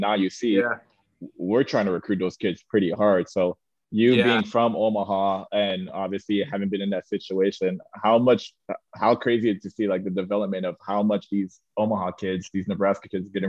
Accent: Canada; being a player from Canada, growing up in Canada.

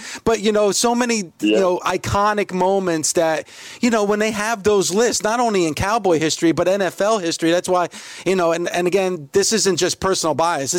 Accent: Hawthorne, New Jersey, United States; I'm a Bergen. I'm Bergen County. I'm from Hawthorne

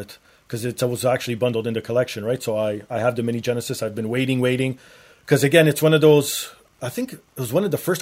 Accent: Canada; being Canadian

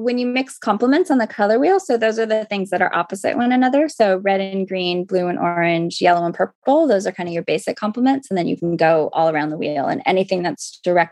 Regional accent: Los Angeles, California, United States; also born or lived in Tucson, Arizona; I did grow up

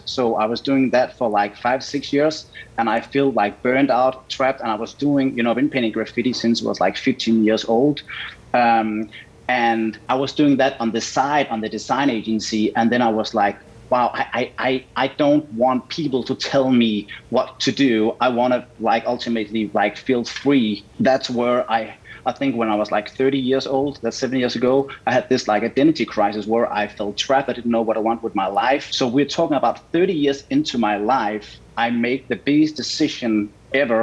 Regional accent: Denmark; moved away as an adult; now in Los Angeles, United States; So I was born in Denmark

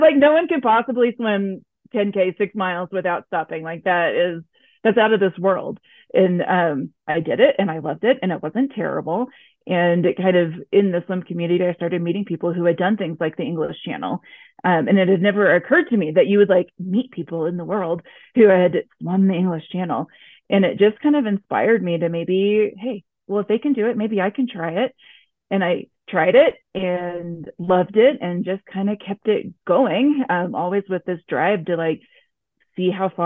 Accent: Texas, United States; moved away as an adult; also born or lived in Oklahoma, United States / Connecticut, United States; now in Denver, United States; I grew up in Texas and like Oklahoma

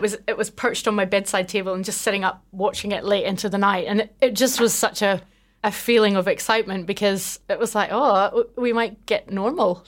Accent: just outside Belfast, Northern Ireland, United Kingdom; moved away as an adult; also born or lived in Scotland; now in New Zealand; I grew up just outside Belfast

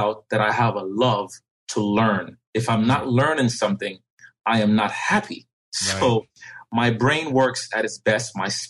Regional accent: New York City, New York, United States; also born or lived in Jamaica; now in Fairfield, Connecticut, United States; I'm from the Bronx. I was raised in the Bronx. I went to elementary school, junior high school in the Bronx.

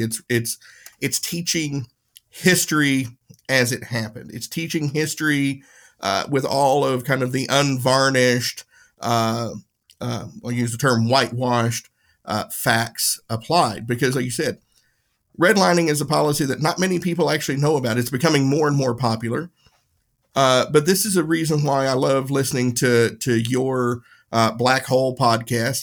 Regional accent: Tennessee, United States; My town in, in Tennessee, you had the, the, the white side of town and the whiter side of town. That was it. There was no white or black side in my, my hometown

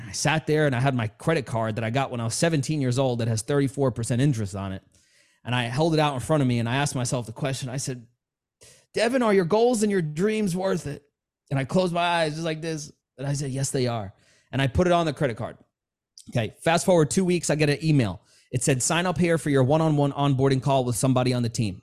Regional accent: New York City, New York, United States; I grew up in New York City, Queens, New York

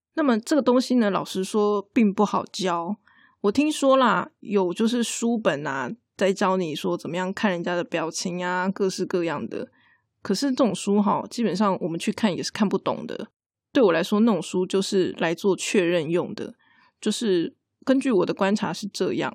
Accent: Taiwan; 我们台湾人很喜欢常常讲那个对不起嘛

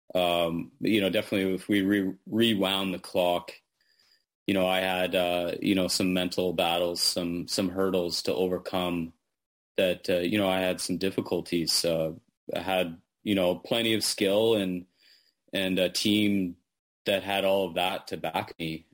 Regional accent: Manitoba, Canada; when I was a kid growing up in Manitoba

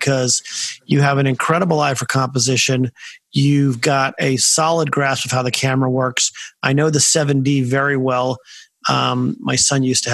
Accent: San Francisco, California, United States; now in Washington, D.C., United States; I grew up in San Francisco

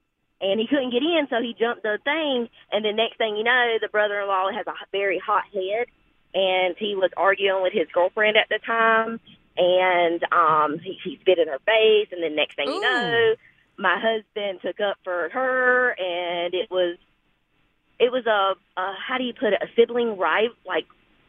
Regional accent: Benson, United States; I'm from Benson, too.

